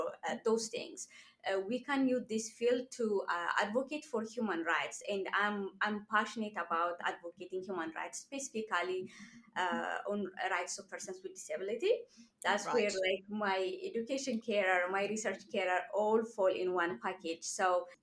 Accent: Ethiopia; moved away as an adult; now in Canada; I'm from Ethiopia.

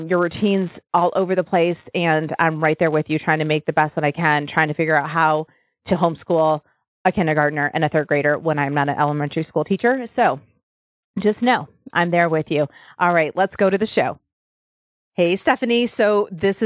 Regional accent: Michigan, United States; now in Nashville, United States; I'm from Michigan where like almost every house has a basement

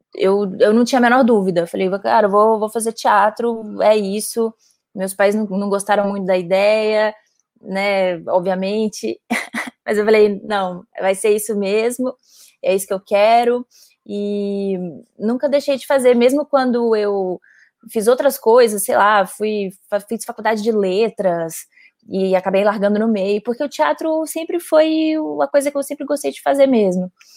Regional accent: Belo Horizonte, Minas Gerais, Brazil; moved away as an adult; now in São Paulo, Brazil; eu sou de Belo Horizonte, é, mas moro em São Paulo há quase nove anos.

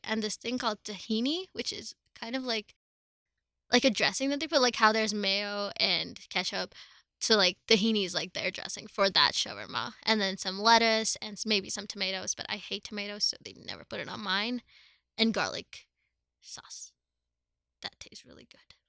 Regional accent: Dubai, United Arab Emirates; moved away as an adult; now in Colorado, United States; I was born and brought up in Dubai, which is in the United Arab Emirates, but my family's from India.

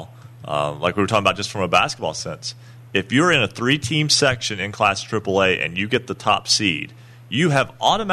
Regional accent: Wayne, West Virginia, United States; I'm from Wayne

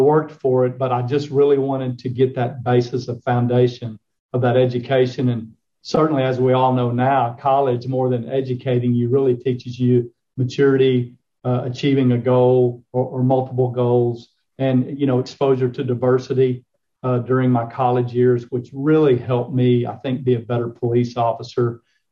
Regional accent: Claude, Texas, United States; I grew up on the Palo Duro Canyon, Claude, Texas, up in the Texas Panhandle.

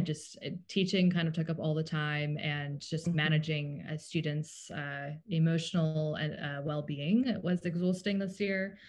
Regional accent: Cape Town, Western Cape, South Africa; also born or lived in Tennessee, United States; now in United States; we are from South Africa originally. So I grew up going to public school in Cape Town

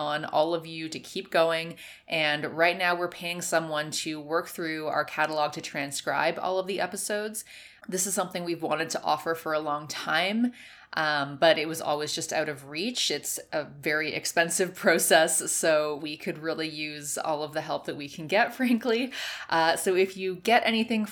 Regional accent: Canada; I'm from Canada. I'm not from the U.S.

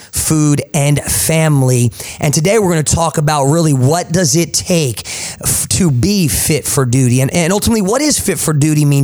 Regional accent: Jersey Shore, New Jersey, United States; accent: Jersey; now in Tulsa, United States; my Jersey accent

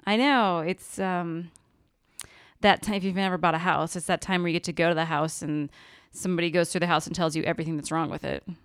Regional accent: Kansas City, United States; now in Denver, United States; we grew up in Arch, Can-, Archdiocese of Kansas City, Kansas. Well, slash Missouri

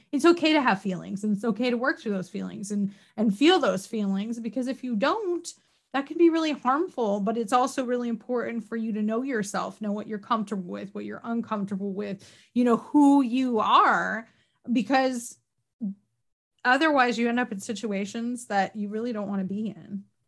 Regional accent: upstate New York, United States; moved away as an adult; now in Virginia, United States; I'm from Canada practically, like upstate New York, more cows than people, very rural

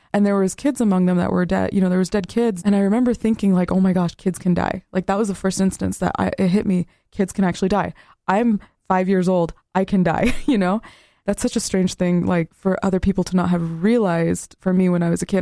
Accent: West Bank, Palestine; now in United States; I come from the West Bank, which is on the western side of Palestine

